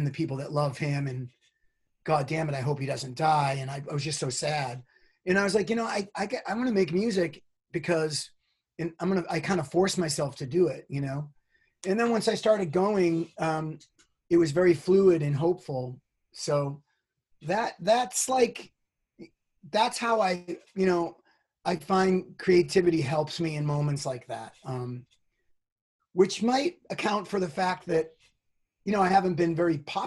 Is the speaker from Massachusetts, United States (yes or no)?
yes; Boston, Massachusetts, United States; also born or lived in New York; now in California, United States; I'm from Boston. I spent a long time in New York